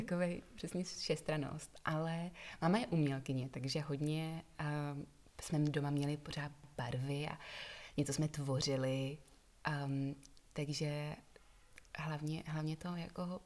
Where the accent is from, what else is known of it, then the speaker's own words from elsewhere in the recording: Prague, Czechia; moved away as an adult; also born or lived in England; now in Czech Republic; potom jsem vyrůstala na Praze 7, kam jsem chodila i do školy a než jsem odjela do Anglie